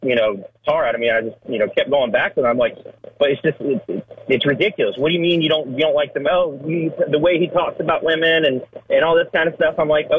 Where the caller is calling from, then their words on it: North Carolina, United States; Trucker … calling out of North Carolina.